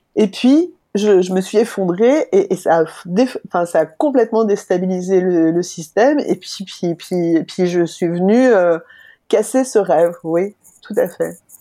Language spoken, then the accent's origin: French; France; now in Belgium; Je suis française en Belgique